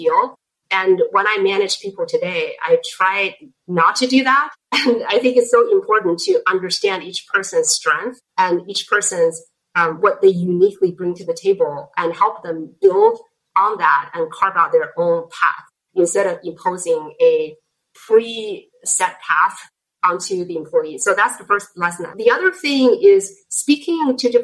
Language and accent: English; Beijing, China; English is a second language; moved away as an adult; now in United States; I grew up in Beijing and I went to college in Beijing